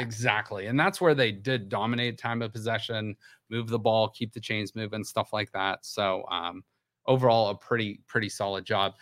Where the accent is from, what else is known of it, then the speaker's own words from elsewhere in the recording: Youngstown, Ohio, United States; I'm from Youngstown and I live in Youngstown.